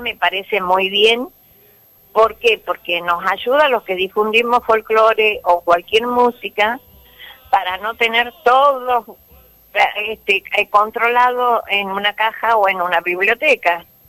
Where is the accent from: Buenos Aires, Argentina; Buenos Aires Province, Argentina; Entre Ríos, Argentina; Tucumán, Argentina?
Tucumán, Argentina; Famaillá; accent: tucumano; Nacida, criada en Famayá